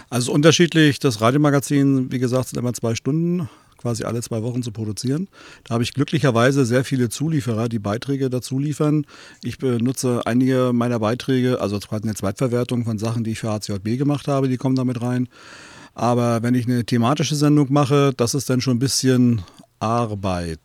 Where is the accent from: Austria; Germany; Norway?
Germany; East Germany; als Ossi